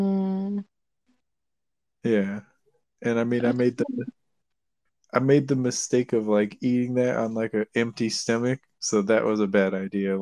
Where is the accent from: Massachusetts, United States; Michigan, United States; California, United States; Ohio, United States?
California, United States; I'm from California